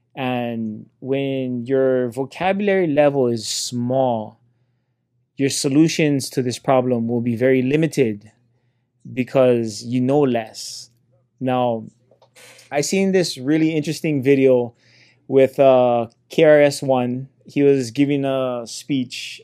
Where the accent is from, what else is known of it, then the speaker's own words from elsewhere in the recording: Hilo, Hawaii, United States; I come from Hilo, Hawaii